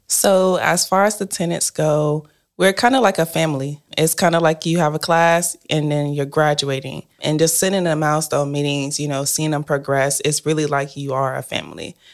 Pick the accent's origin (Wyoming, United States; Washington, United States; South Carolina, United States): South Carolina, United States; Spartanburg; now in Maryland, United States; I'm from Spartanburg, South Carolina, and I live in Maryland currently.